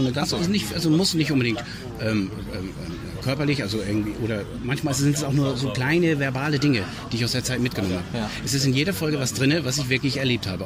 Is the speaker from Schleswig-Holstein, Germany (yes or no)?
yes; Schleswig-Holstein, Germany; in Schleswig-Holstein im kleinen, also wir haben in Zoo gedreht, in meiner Heimatstadt